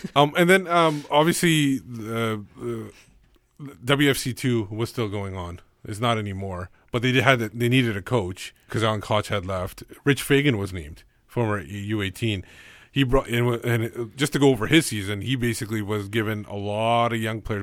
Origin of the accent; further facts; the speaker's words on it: Canada; When I go to India, I'm still Canadian